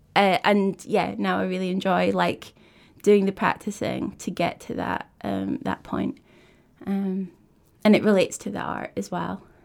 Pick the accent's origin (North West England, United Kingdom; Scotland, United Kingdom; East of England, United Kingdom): Scotland, United Kingdom; Kirkcaldy; also born or lived in Dundee; I grew up in Kirkcaldy, um, so it's a wee, wee coastal town